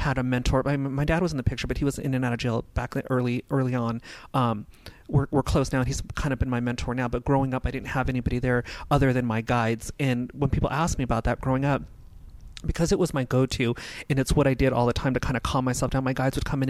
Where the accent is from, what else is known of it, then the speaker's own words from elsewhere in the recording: Los Angeles, California, United States; also born or lived in Simi Valley, California; I was born and raised in North Hollywood